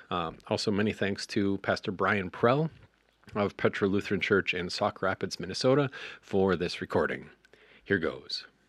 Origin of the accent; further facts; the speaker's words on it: Western Ukraine, Ukraine; I am from the Western Ukraine